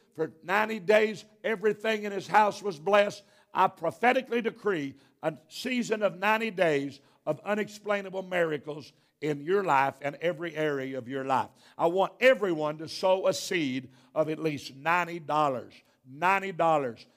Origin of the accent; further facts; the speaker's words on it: Arkansas, United States; I am from Arkansas.